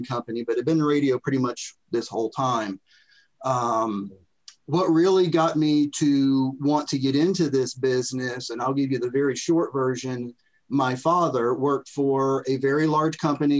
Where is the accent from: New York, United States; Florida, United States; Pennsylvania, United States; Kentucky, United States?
Florida, United States; moved away as an adult; now in Tennessee, United States; I'm from Florida